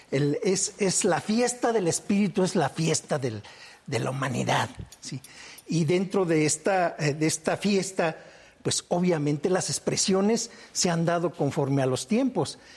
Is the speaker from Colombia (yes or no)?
no; Celaya, Guanajuato, Mexico; also born or lived in Apaseo; Celaya, una ciudad que se ha visto muy golpeada, que nos hemos visto muy golpeados. Yo nací en Apaseo, pero soy